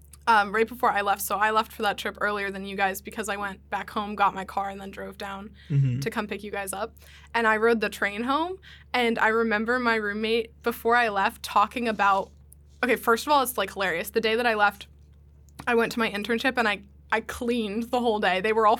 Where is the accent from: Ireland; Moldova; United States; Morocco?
United States; Hershey, Pennsylvania; Hershey, Pennsylvania.